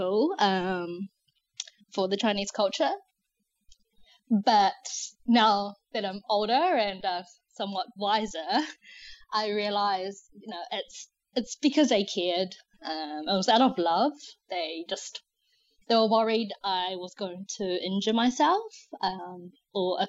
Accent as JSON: {"language": "English", "country": "New Zealand", "tie": "born or raised there", "also_born_or_lived": "China", "said": "I'm originally from China. I moved to New Zealand when I was 5. And New Zealand's just really become my home."}